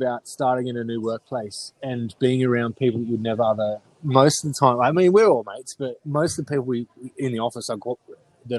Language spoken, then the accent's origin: English; Malaysia; We're Malaysians.